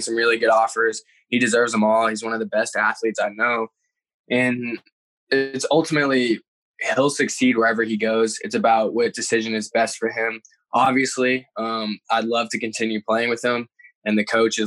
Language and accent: English; Texas, United States; I grew up, I was born in Texas